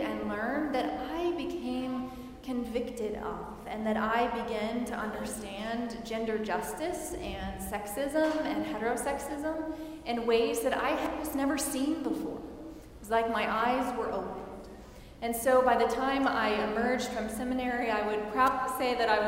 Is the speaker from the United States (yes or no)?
yes; Missouri, United States; moved away as an adult; also born or lived in St. Louis, Missouri; now in Wichita, United States; I am originally from Missouri, and I grew up in a small town there